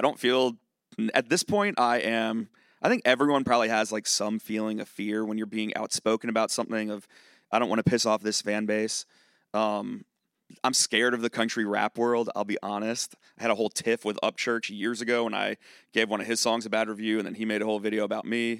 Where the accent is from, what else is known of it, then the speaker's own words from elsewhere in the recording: Charlottesville, Virginia, United States; now in Nashville, United States; I'm from Charlottesville, Virginia